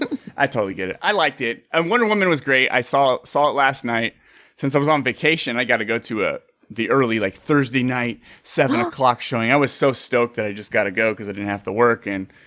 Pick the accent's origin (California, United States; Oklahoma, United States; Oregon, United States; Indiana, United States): California, United States; Bay Area; I'm actually from the Bay Area.